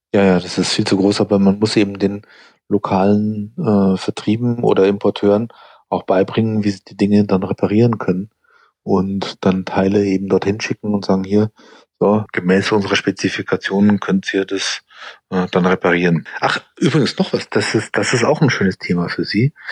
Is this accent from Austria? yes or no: no; United States; moved away as an adult; now in Germany; ich bin ja in Amerika zur Schule gegangen und eben dort auch äh, Studium